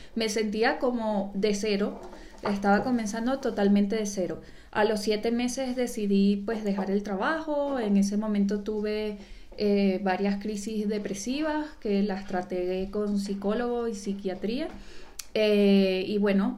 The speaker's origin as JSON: {"language": "Spanish", "country": "Venezuela", "also_born_or_lived": "Panama", "moved": "as an adult", "lives_now": "Spain", "said": "soy italiana y venezolana"}